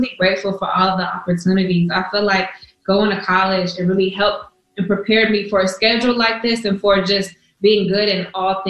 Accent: California, United States; and I'm from the Bay, so the H means hyphy.

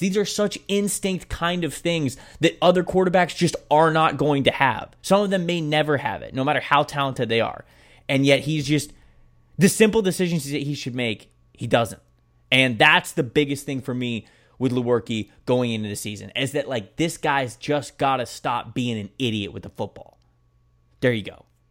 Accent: Bradenton, Florida, United States; I'm from Bradenton

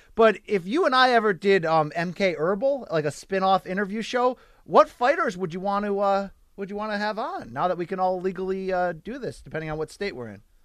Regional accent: United States; I'm American

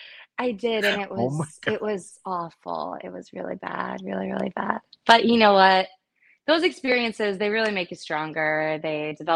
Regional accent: Largo, Florida, United States; my hometown. It was called 8 o'clock Theater in Largo, Florida

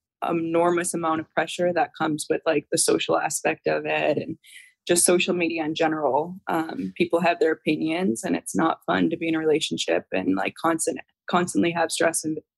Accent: Chicago, Illinois, United States; I'm from Chicago originally

